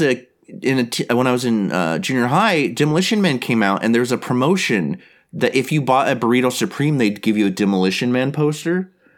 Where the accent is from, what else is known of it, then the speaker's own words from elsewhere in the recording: Visalia, California, United States; I grew up uh, in my hometown's Visalia, California